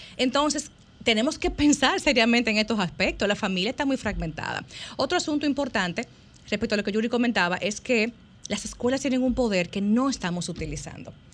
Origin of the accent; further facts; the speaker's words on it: Santiago de los Caballeros, Santiago, Dominican Republic; yo soy santiaguera